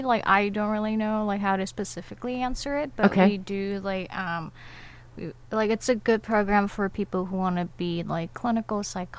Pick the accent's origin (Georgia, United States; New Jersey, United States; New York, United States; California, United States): California, United States; Sacramento; moved away as an adult; now in Irvine, United States; I'm from Sacramento.